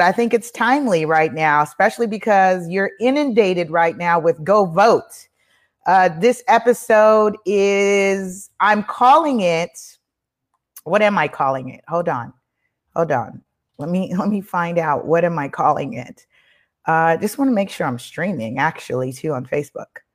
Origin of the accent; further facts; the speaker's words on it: Belize; I'm from Belize. My folks is from Belize.